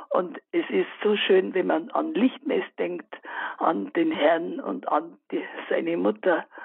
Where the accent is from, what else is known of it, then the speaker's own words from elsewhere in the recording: Bavaria, Germany; Ich bin schon sehr alt, 88 Jahre, aber ich habe zurückgedacht und meine Kindheit, die ich bei meiner Großmutter verbringen durfte und bei uns in Bayern am Land